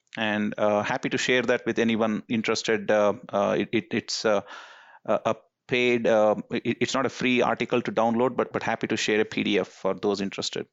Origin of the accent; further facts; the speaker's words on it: India; moved away as an adult; now in United States; as someone who was born and raised in India until, uh, college